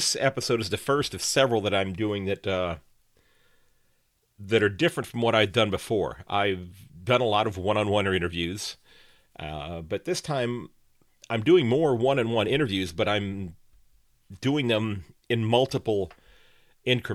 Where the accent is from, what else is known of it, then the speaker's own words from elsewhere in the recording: Sandusky, Ohio, United States; from Sandusky, Ohio